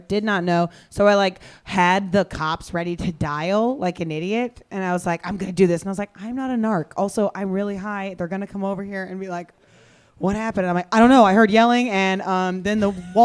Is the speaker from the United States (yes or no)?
yes; Kansas, United States; I'm from Kansas.